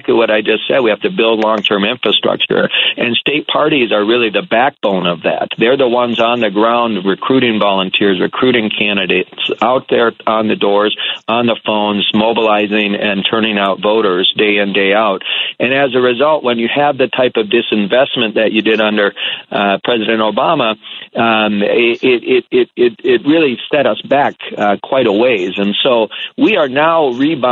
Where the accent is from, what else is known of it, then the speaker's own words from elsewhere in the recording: Minnesota, United States; as a Minnesotan